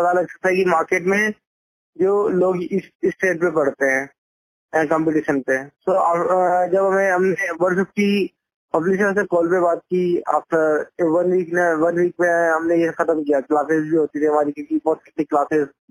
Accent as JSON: {"language": "Hindi", "country": "India", "said": "हम इंडियन लोग"}